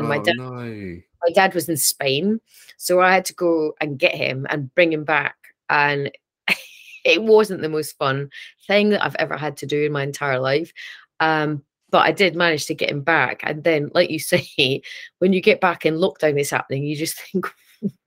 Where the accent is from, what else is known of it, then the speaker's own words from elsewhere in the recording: Edinburgh, Scotland, United Kingdom; accent: Scottish; I'm from Edinburgh